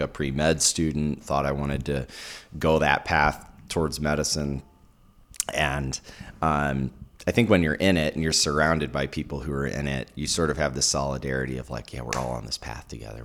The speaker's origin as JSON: {"language": "English", "town": "St. Louis", "region": "Missouri", "country": "United States", "tie": "born or raised there", "also_born_or_lived": "Alabama", "moved": "as an adult", "lives_now": "Utah, United States", "said": "I grew up in St. Louis"}